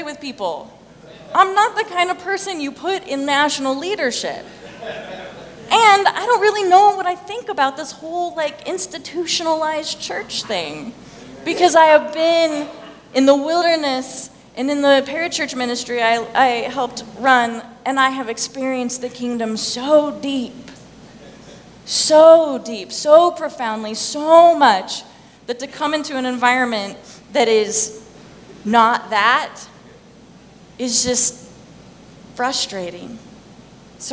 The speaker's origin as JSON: {"language": "English", "town": "Thermopolis", "region": "Wyoming", "country": "United States", "said": "I'm from Wyoming, right? Okay, I'm from Thermopolis, Wyoming"}